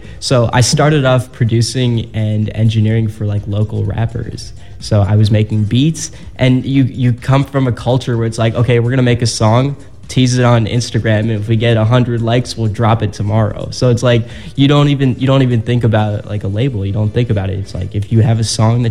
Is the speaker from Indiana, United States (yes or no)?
no; Barrington, Illinois, United States; So I'm from the northwest suburb of Chicago. So I'm from Barrington.